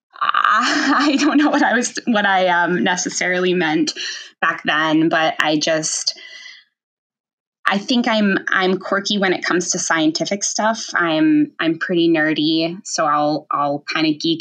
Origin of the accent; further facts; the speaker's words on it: Rochester, Minnesota, United States; I grew up in Rochester, which is obviously home of the Mayo Clinic.